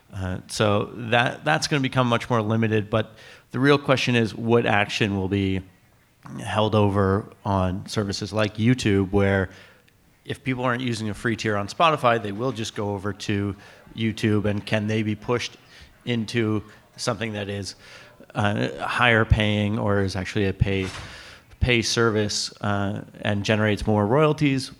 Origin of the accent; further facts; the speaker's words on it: Canada; as a Canadian